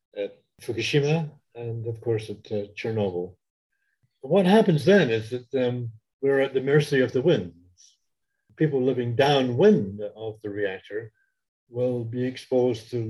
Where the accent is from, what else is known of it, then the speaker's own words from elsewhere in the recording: Canada; I am Canadian, so therefore I'm allowed to criticize my own country